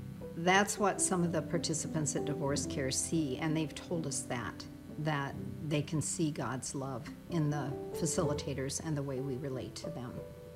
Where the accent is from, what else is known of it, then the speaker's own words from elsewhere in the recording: Keokuk, Iowa, United States; moved away as an adult; also born or lived in Twin Cities, Minnesota; now in Rochester, United States; I was raised in Keokuk, Iowa, on a farm with my half-brother, who was 10 years older than me.